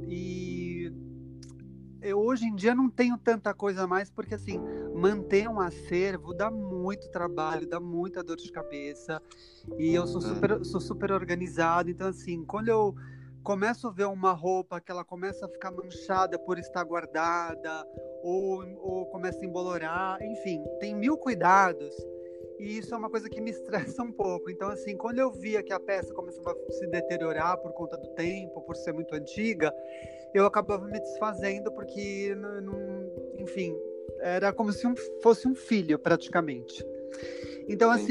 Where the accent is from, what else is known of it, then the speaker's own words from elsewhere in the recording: São Paulo, Brazil; Eu nasci, sou nascido e criado em São Paulo.